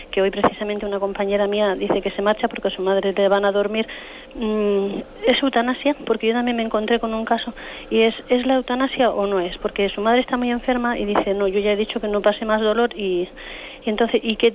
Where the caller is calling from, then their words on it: Barcelona, Catalonia, Spain; Soy … de Barcelona